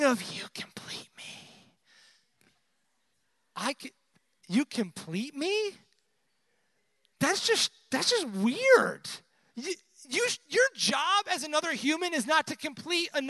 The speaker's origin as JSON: {"language": "English", "town": "Buffalo", "region": "New York", "country": "United States", "moved": "yes", "said": "I'm originally from the Northeast, so wintertime, you didn't go outside ever. I'm from Buffalo"}